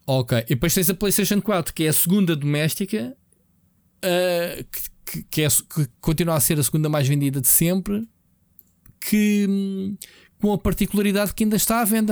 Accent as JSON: {"language": "Portuguese", "country": "Portugal", "said": "Nós, como portugueses, latinos"}